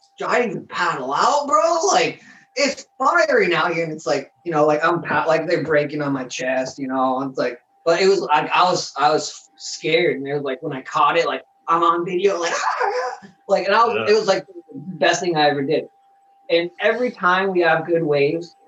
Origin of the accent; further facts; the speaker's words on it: Denver, Colorado, United States; now in Michigan, United States; I'm from Denver